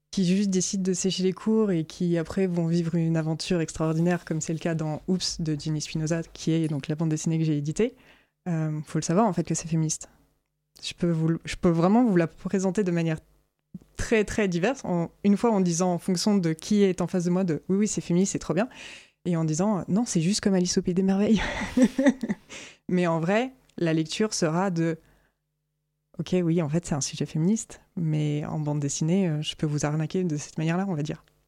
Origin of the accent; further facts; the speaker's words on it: France; je suis française